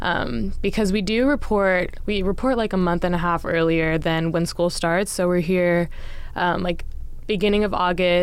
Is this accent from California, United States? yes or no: yes; Brentwood, California, United States; I'm from NorCal, Bay Area, a little town called Brentwood, California is where I went to middle school, high school